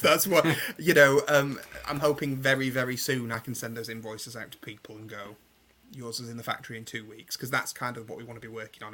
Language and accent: English; England, United Kingdom; I'm obviously English